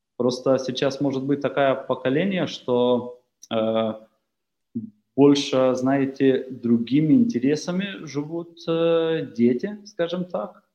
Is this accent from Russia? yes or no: no; Lithuania